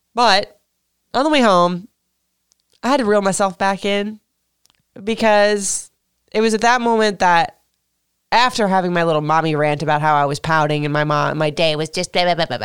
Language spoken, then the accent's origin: English; Florida, United States; now in Maryland, United States; I'm from Florida